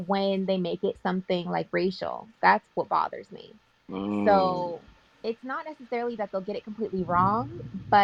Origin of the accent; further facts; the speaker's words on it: Bay Area, California, United States; I'm from the Bay Area